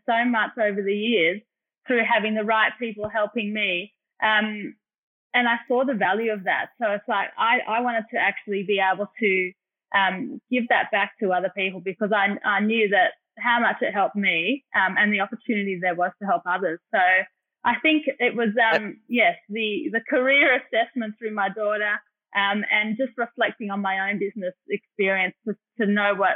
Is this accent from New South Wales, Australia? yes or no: no; Melbourne, Victoria, Australia; I did grow up here in Melbourne